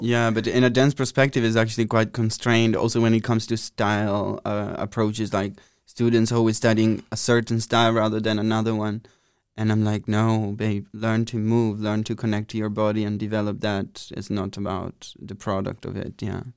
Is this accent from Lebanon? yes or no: no; Italy; moved away as an adult; now in Amsterdam, Netherlands; I'm from Italy, close to Venice, in uh, between Pordenone and Treviso